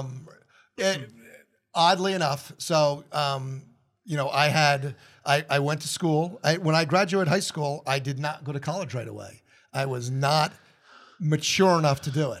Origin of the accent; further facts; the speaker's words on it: New Jersey, United States; now in Columbus, United States; growing up in New Jersey and New York